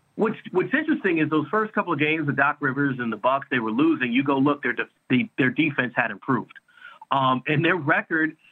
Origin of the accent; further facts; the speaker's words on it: New York, United States; moved away; I'm from New York originally